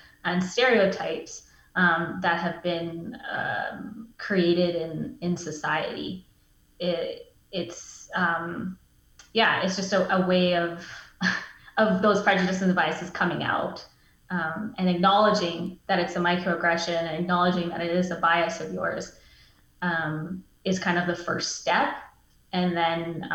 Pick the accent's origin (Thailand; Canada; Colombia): Canada; Mackenzie, British Columbia; now in Prince George, Canada; I was born and raised in Northern BC in this region. I grew up in Mackenzie, BC, and then came to Prince George for university